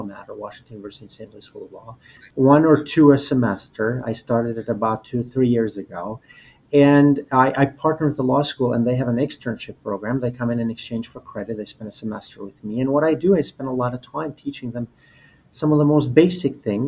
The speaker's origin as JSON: {"language": "English", "country": "Albania", "tie": "born or raised there", "moved": "as an adult", "lives_now": "United States", "said": "I was born and raised in Albania"}